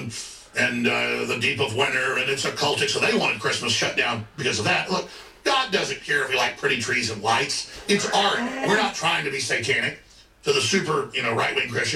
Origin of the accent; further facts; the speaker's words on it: Dallas, Texas, United States; growing up in Dallas